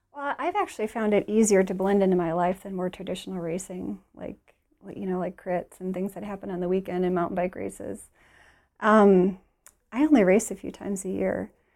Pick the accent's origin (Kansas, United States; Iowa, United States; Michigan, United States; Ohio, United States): Michigan, United States; Detroit; we're from Detroit